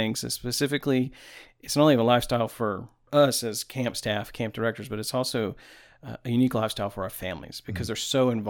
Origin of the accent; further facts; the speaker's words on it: Tampa, Florida, United States; also born or lived in Alabama / Oahu, Hawaii; now in Tennessee, United States; I'm originally from Tampa, Florida.